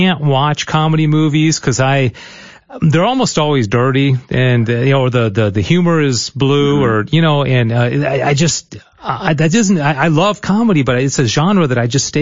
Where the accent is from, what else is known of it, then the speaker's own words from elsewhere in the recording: Michigan, United States; also born or lived in Irving, Texas; now in Texas, United States; she's from Michigan, and I'm from Michigan.